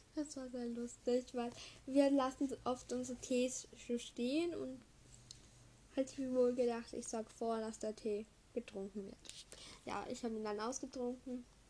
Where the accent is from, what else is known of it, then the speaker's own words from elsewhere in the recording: Vienna, Austria; bei uns in Wien